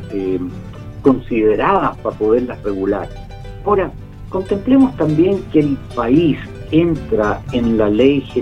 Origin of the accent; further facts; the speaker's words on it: Chile; los alimentos que necesitamos como chilenos.